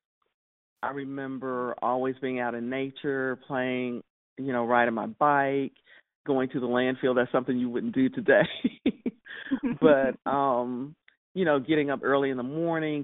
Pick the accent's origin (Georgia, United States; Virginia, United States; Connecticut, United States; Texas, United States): Texas, United States; Houston; also born or lived in Dallas, Texas; I'm originally from Houston, Texas. I was born in Houston and also lived during a part of my childhood in Dallas, Texas